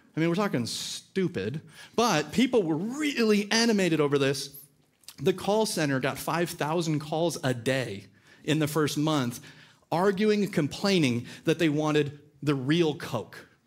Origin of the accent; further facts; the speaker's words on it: California, United States; moved away; also born or lived in Georgia; we're from California.